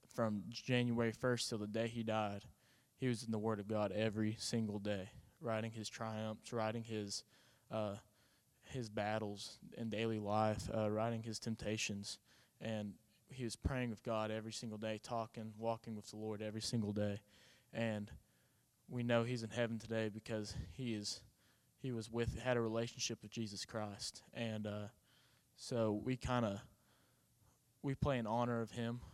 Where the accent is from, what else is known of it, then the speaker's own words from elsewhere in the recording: Mangum, Oklahoma, United States; I'm from Mangum, Oklahoma.